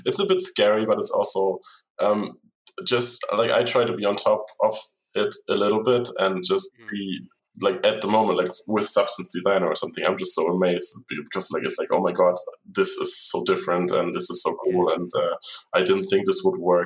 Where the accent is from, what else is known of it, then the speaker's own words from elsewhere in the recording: Germany; now in Stockholm, Sweden; where I grew up in Germany.